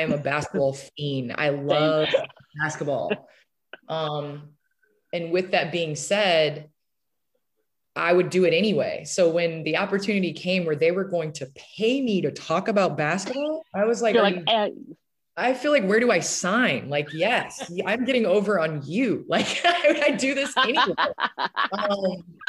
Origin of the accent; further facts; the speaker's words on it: Naperville, Illinois, United States; moved away; I grew up in the Chicagoland area. I grew up in Naperville